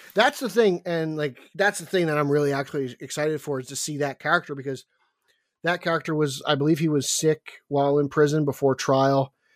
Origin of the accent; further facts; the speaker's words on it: New Jersey, United States; my home state of Jersey